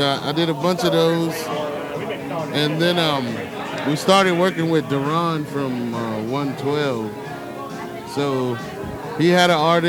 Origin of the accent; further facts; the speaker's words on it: Florence, Alabama, United States; Okay, I grew up in Florence, Alabama.